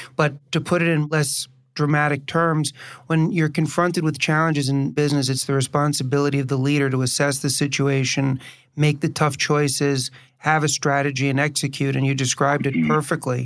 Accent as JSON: {"language": "English", "town": "New York City", "region": "New York", "country": "United States", "tie": "born or raised there", "also_born_or_lived": "Chicago", "said": "I was born and raised in New York City and moved back to New York from Chicago"}